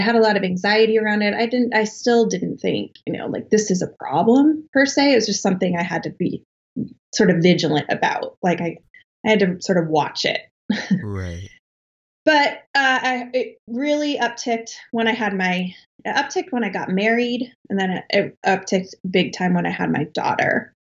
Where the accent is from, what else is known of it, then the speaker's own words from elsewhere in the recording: Colorado, United States; moved away as an adult; now in Boston, United States; I was born and raised in Colorado, in uh, like a small town south of Denver